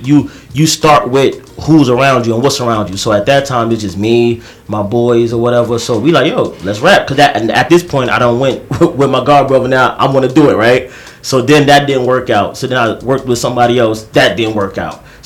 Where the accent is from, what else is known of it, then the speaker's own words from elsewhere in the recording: New York, United States; also born or lived in Queens, New York; I grew up in Brooklyn and Queens. So it's like, I'm from East New York